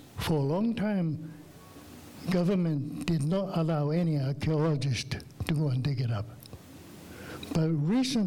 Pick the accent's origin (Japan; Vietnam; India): Japan